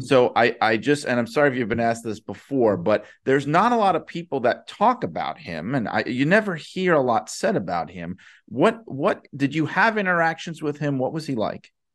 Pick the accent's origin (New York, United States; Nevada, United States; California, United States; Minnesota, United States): New York, United States; New York City; in Queens, in New York, my hometown